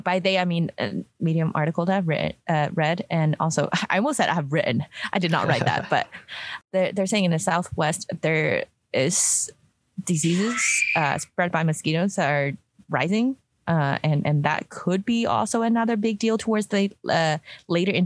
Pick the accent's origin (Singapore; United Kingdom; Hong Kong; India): Hong Kong; now in Utah, United States; I grew up in Hong Kong, so like very humid